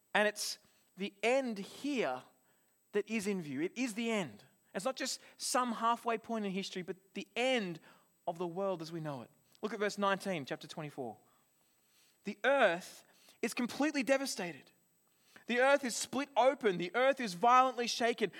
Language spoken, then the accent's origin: English; Australia; now in New Zealand; as an Australian